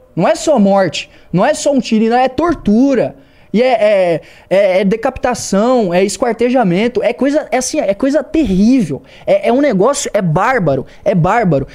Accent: Joinville, Santa Catarina, Brazil; Joinville, na minha cidade

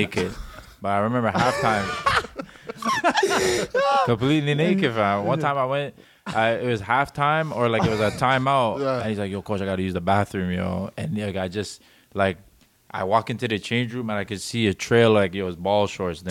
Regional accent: Toronto, Ontario, Canada; I grew up in Toronto

